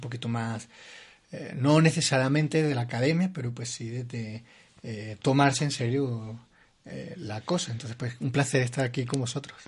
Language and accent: Spanish; Granada, Andalusia, Spain; moved away as an adult; now in Bogotá, Colombia; yo soy granadino, español. Eh, soy un arquitecto que llegó a Bogotá hace ya casi cuatro años